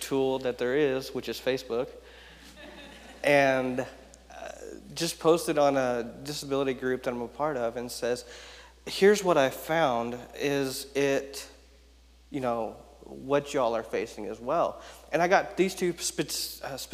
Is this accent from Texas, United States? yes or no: yes; Houston, Texas, United States; I was born actually in Houston, Texas